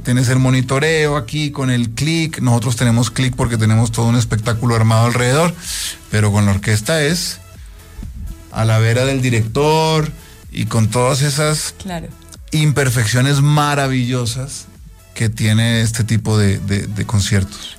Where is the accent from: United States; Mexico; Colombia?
Colombia; abrir grandísimos conciertos en, en mi país